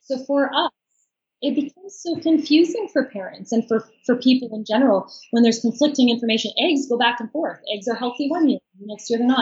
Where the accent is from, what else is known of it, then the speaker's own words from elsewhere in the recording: Fredericton, New Brunswick, Canada; I'm from New Brunswick, Fredericton, New Brunswick